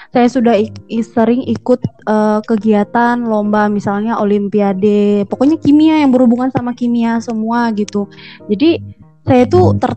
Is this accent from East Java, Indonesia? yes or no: no; Pulang Pisau, Central Kalimantan, Indonesia; Kalau asal saya dari Pulang Pisau.